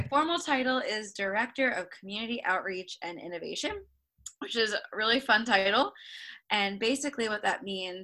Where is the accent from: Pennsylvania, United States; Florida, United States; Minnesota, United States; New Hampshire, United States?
Pennsylvania, United States; Lehigh Valley; I'm from the Lehigh Valley area.